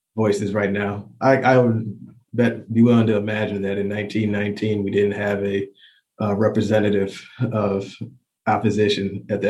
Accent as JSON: {"language": "English", "town": "Chicago", "region": "Illinois", "country": "United States", "moved": "yes", "lives_now": "Kentucky, United States", "said": "I'm from Chicago and now I'm in small town Kentucky"}